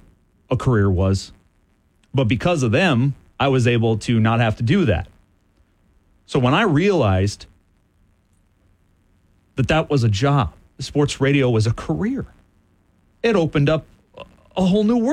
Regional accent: Southwest Michigan, United States; now in Lansing, United States; I'm from Southwest Michigan, which, again, is essentially Chicago. We get all the Chicago broadcasts. Everyone I grew up with was a Cubs or White Sox fan.

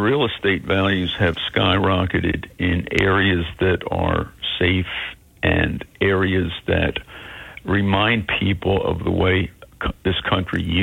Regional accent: Philadelphia, Pennsylvania, United States; I grew up in Philadelphia

